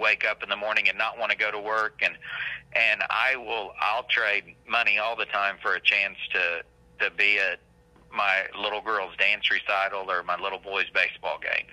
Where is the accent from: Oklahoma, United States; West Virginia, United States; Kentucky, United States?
Oklahoma, United States; Pond Creek; I grew up in Pond Creek